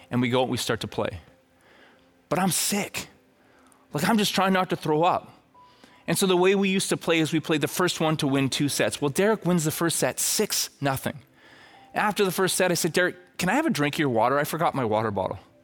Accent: Red Deer, Alberta, Canada; I'm from Red Deer

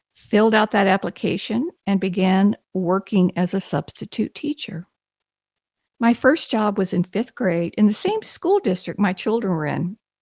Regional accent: Texas, United States; I'm from Texas, and I, I really had wonderful parents

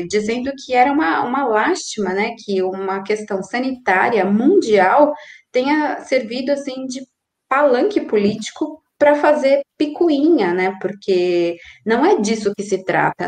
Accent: Brazil; now in Argentina; eu, como brasileira, estrangeira, moradora

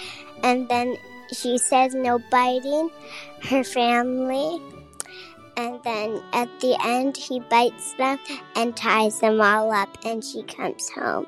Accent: Annapolis, Maryland, United States; I'm from Annapolis, Maryland. I'm 6 years old

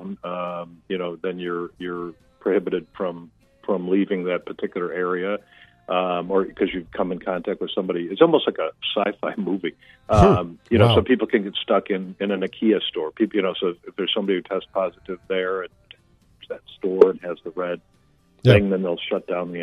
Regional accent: United States; moved away; as an American that lives mm-hmm. outside of America

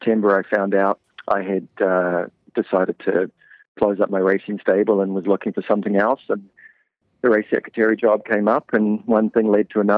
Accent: New Zealand; moved away as an adult; also born or lived in New Jersey; now in Canada; I got a job with a stable in my hometown in New Zealand.

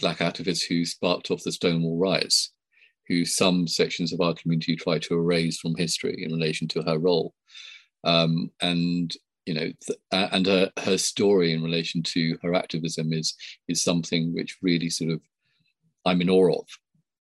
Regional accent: Sri Lanka; now in United Kingdom; I was born in Sri Lanka, a first generation immigrant

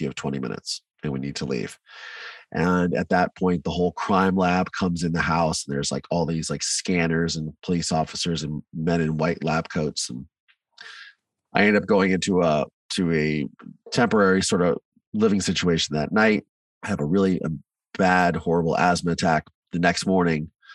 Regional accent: Mansfield, Ohio, United States; also born or lived in Virginia; I grew up in Ohio in a small town called Mansfield

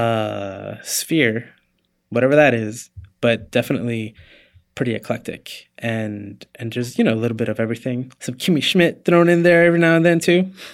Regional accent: Puerto Rico; moved away; I was born in Puerto Rico.

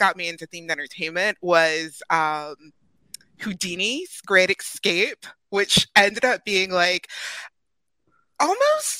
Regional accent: Massachusetts, United States; moved away; I'm originally from Massachusetts

